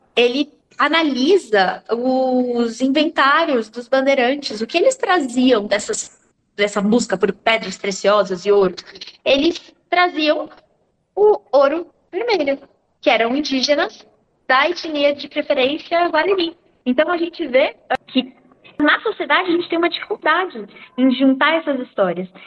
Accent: Brazil; nós, como brasileiros

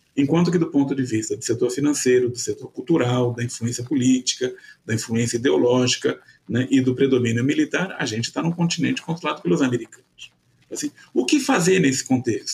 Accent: Brazil; nós observarmos como brasileiros

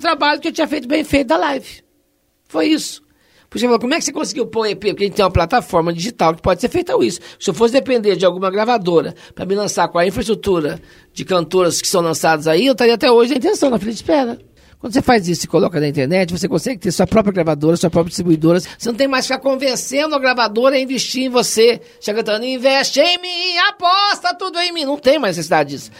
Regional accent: Poços de Caldas, Minas Gerais, Brazil; moved away as an adult; also born or lived in Machado / Serrania; nasci em Machado, sul de Minas, fui criada em Serrania até os oito anos, fui para Poço de Caldas e lá fiquei até os 20

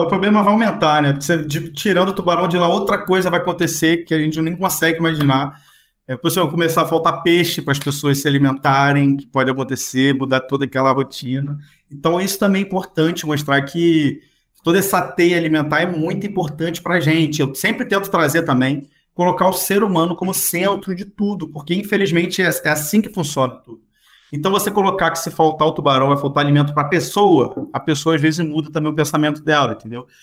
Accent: Macaé, Rio de Janeiro, Brazil; Eu sou de Macaé, no interior do estado do Rio

